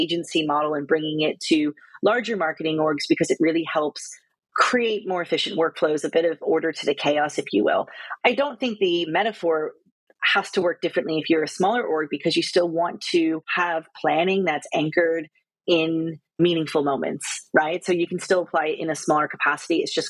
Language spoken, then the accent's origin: English; United States; moved away as an adult; also born or lived in Australia; now in United Kingdom; I'm American, but I spent 5 years in Australia and coming up to almost 7.5, 8 years now in the UK